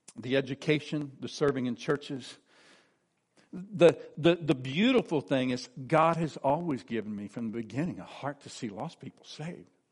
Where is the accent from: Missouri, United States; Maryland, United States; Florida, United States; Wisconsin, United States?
Missouri, United States; De Soto; I was born and raised in DeSoto, Missouri